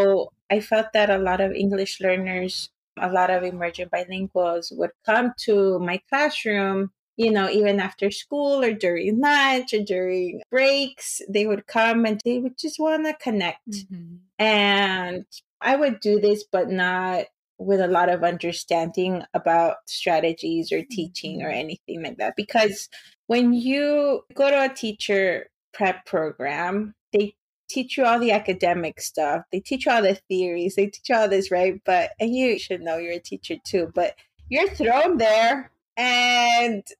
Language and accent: English; Los Angeles, California, United States; English is a second language; I was born around Pico Union, but then we moved to East